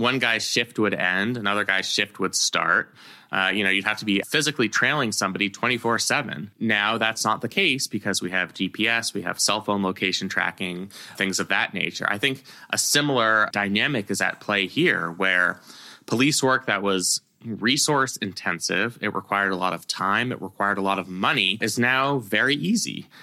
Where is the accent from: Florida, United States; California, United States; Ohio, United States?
California, United States; I grew up in California